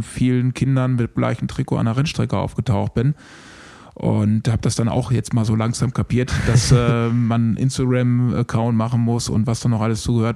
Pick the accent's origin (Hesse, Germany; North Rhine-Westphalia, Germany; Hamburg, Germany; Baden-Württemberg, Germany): North Rhine-Westphalia, Germany; Bielefeld; now in Unna, Germany; diese Bielefelder Truppe, wo ich groß geworden bin